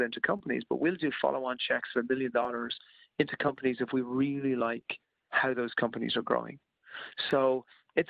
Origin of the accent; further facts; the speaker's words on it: Ireland; moved away; I'm Irish originally, and I speak to a lot of my friends back in Ireland